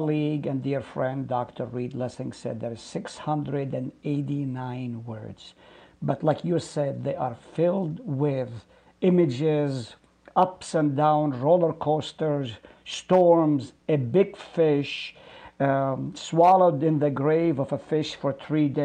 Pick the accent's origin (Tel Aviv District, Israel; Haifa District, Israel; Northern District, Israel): Haifa District, Israel; Haifa; also born or lived in Nazareth; now in Hartford, United States; I was born in Nazareth, and I lived in Haifa, right on the slopes of Mount Carmel, and migrated to the U.S. in 1972